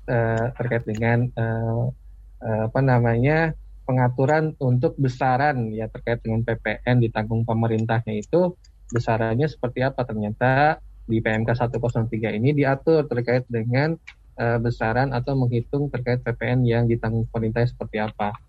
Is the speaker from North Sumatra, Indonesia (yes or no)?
no; Bogor, West Java, Indonesia; Kebetulan saya juga dari Bogor nih, Mas Ariel. Jadi kita sama-sama orang Bogor ya.